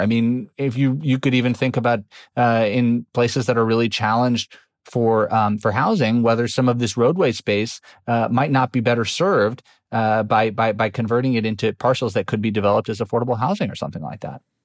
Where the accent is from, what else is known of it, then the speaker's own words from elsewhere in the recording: New York City, New York, United States; I grew up in New York City